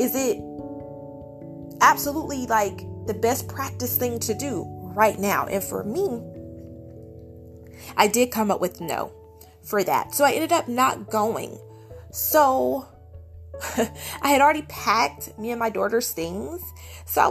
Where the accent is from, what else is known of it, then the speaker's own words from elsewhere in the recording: Georgia, United States; moved away as an adult; now in California, United States; I'm from Georgia. My husband is as well.